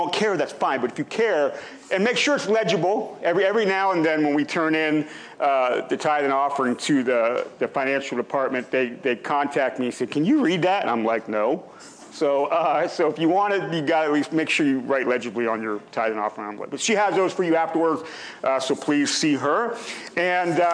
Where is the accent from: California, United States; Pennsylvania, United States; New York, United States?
Pennsylvania, United States; now in Ohio, United States; I grew up in Pennsylvania